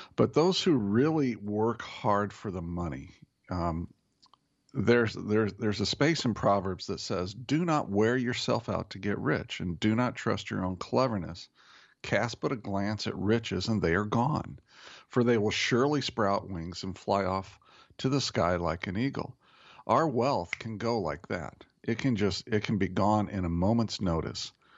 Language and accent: English; Indianapolis, Indiana, United States; moved away; Indianapolis, which is my hometown. as, as you know, I grew up there